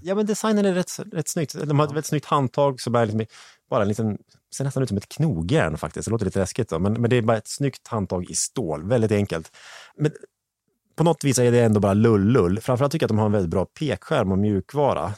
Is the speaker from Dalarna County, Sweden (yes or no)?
no; Hälsingland, Gävleborg County, Sweden; jag är från Hälsingland